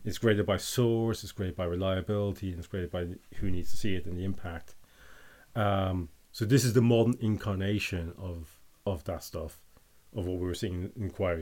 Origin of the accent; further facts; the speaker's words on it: Northern Ireland, United Kingdom; I'm from Northern Ireland